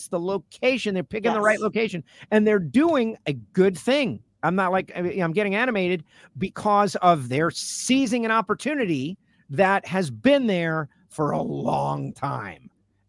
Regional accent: Florida, United States; I'm from Florida.

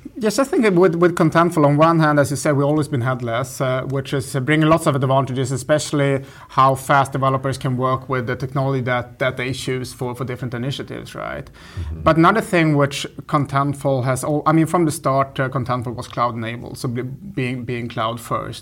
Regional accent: northern Sweden, Sweden; moved away as an adult; now in Berlin, Germany; I grew up in the north of Sweden

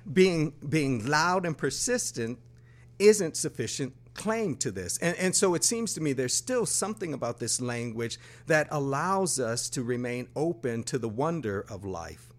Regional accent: Buffalo, New York, United States; moved away as an adult; also born or lived in Brooklyn, New York; I grew up in Buffalo, New York

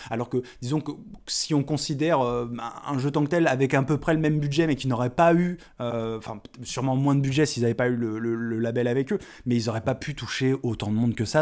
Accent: Lyon, Auvergne-Rhône-Alpes, France; moved away; je suis né à Lyon, euh, troisième, 3

